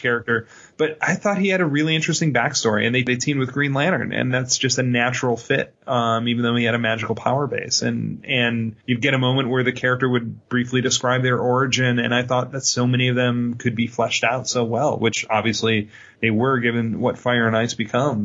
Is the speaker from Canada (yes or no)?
no; Ireland; I'm an Irishman.